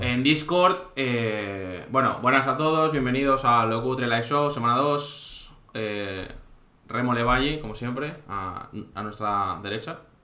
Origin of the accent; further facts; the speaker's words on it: Santander, Cantabria, Spain; also born or lived in Gandía; now in Valencia, Spain; yo también soy de Santander